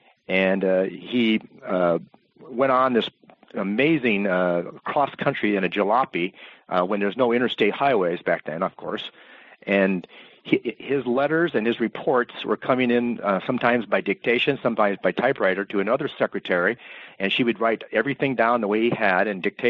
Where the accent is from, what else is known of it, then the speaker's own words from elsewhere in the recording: Iowa, United States; I was born in Iowa, and we had the greatest congregation of nine-hole golf courses per capita of any state